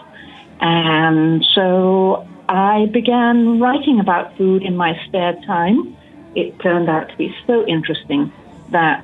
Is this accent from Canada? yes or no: no; England, United Kingdom; moved away as an adult; also born or lived in Hawaii; I was born and raised in England. I grew up on a large working farm